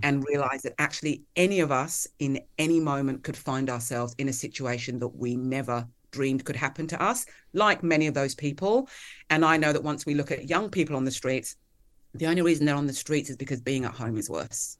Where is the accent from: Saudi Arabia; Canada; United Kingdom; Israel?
United Kingdom; Kent and Hertfordshire, South East England; moved away as an adult; also born or lived in London, England; now in Melbourne, Australia; I grew up in Kent, um, and Hertfordshire in the U K